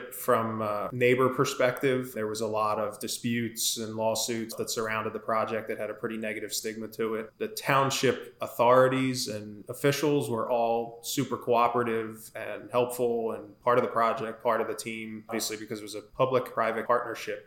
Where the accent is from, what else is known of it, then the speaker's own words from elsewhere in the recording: Philadelphia, Pennsylvania, United States; Born and raised in the Philadelphia area.